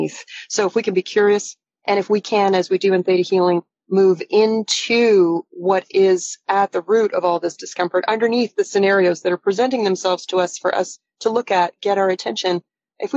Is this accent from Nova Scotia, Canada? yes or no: no; Toronto, Ontario, Canada; I am from Toronto. I am talking to you today from Toronto.